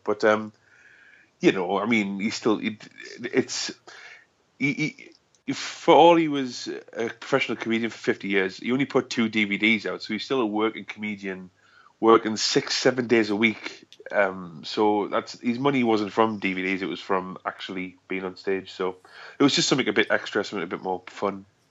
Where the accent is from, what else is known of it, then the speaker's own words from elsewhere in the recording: South Shields, North East England, United Kingdom; I'm from South Shields